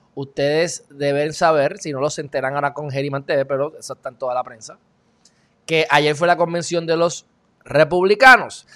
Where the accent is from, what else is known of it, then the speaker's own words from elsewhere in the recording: Puerto Rico; legalmente Puerto Rico somos eh, ciudadanos americanos.